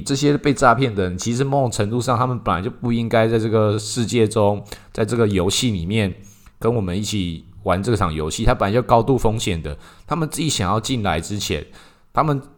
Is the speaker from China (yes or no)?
no; Taiwan; 在我们台湾这边就特别多这一种